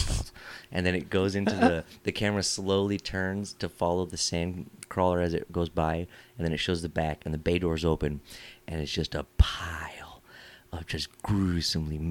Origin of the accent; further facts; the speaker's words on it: Modesto, California, United States; I'm from Modesto area.